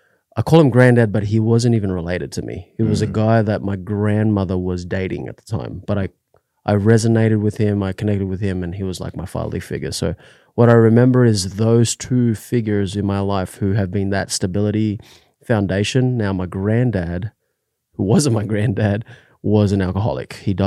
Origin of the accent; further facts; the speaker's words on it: Australia; moved away; So I was born in Australia, but my family isn't from Australia.